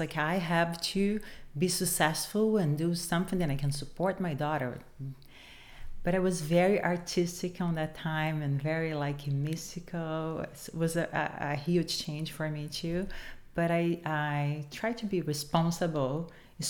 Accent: Rio de Janeiro, Brazil; English is a second language; moved away as an adult; now in Los Angeles, United States; So I grew up and I was raised and I grew up in Brazil, Rio de Janeiro

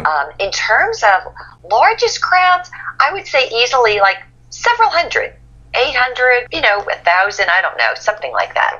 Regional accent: Lyndhurst, New Jersey, United States; I grew up in New Jersey, northern Jersey, and to give you a perspective, it was a one square mile town

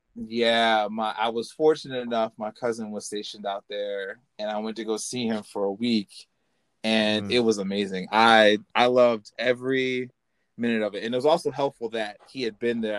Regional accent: Illinois, United States; I'm from Illinois

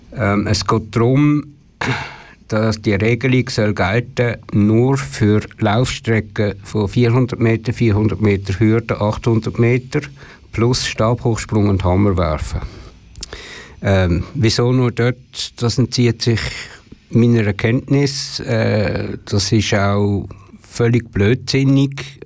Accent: Switzerland; als Schweizer

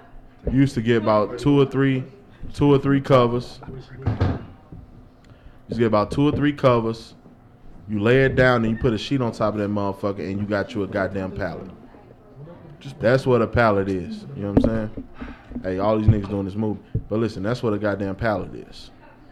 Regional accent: St. Louis, Missouri, United States; I lived on the north, and I went to school on the south

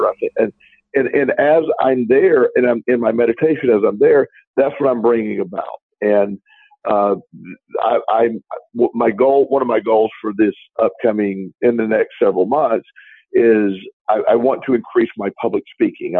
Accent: Florida, United States; moved away; I will be speaking to my hometown Chamber of Commerce

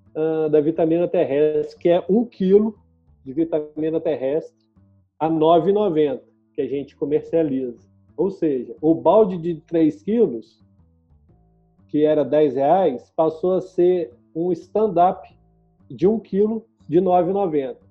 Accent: Itaperuna, Rio de Janeiro, Brazil; also born or lived in Niterói; eu sou de Itaperuna, no exterior do Rio de Janeiro, né? Eu saí de casa com 17 anos porque lá não tinha faculdade

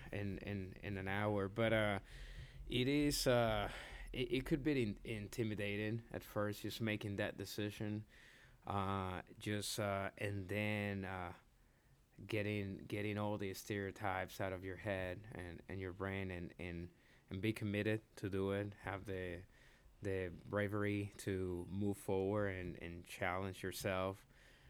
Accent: Puerto Rico; also born or lived in Dominican Republic / Florida / Nashville; now in Lexington, United States; I was born in the Dominican Republic. I grew up in Puerto Rico, but then from there moved to Florida.

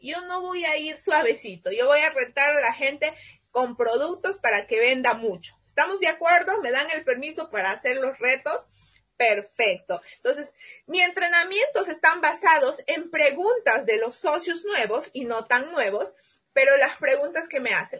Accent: Peru; mi país

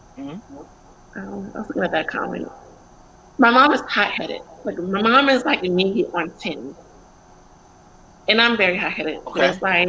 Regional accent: Atlanta, Georgia, United States; I'm from Atlanta, Fulton County

